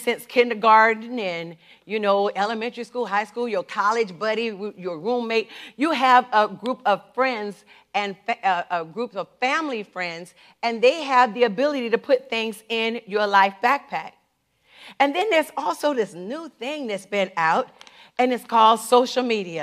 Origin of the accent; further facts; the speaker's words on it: the South, United States; I grew up in the South.